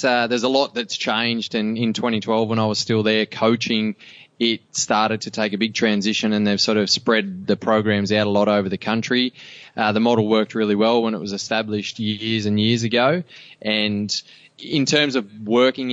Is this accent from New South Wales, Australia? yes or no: yes; Cobar, New South Wales, Australia; I grew up in Cobar